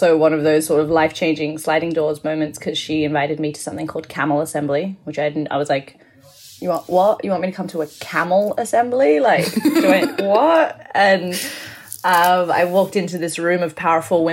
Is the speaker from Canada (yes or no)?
no; Australia; moved away as an adult; also born or lived in Hong Kong / London, United Kingdom; now in New York, United States; I was born in Hong Kong. My mother's Indian, my father's English. I went to school in Australia and I lived there on and off for 2 decades.